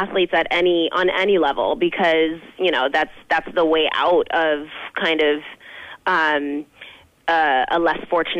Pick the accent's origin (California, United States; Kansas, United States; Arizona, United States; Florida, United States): Arizona, United States; Phoenix; I grew up in Phoenix, Arizona.